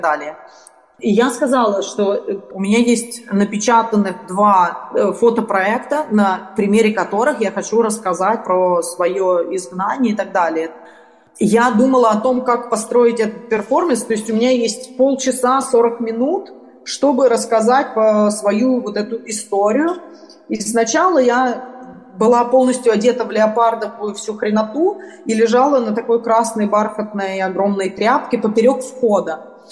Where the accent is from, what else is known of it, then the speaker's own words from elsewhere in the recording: Moscow, Russia; moved away; also born or lived in Kyiv, Ukraine; я родилась в Москве и 14 лет живу в Украине